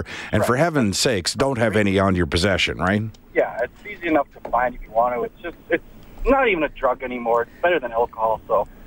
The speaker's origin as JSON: {"language": "English", "country": "Canada", "said": "I'm from Canada"}